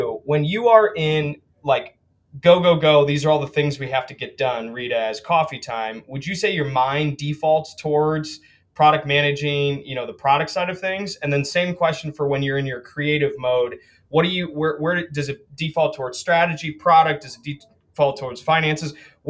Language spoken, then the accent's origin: English; Saline, Michigan, United States; You know, I grew up in Saline.